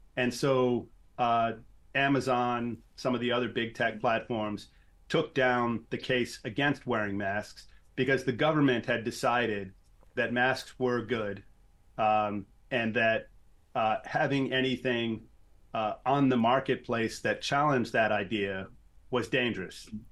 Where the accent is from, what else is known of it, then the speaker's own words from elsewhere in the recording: New York City, New York, United States; I grew up in New York City.